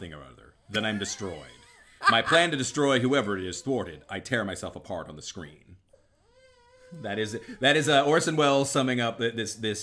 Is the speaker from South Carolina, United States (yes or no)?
yes; Charleston, South Carolina, United States; I grew up in Charleston